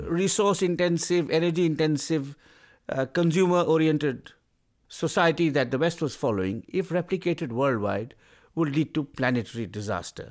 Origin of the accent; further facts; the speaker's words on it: India; as an Indian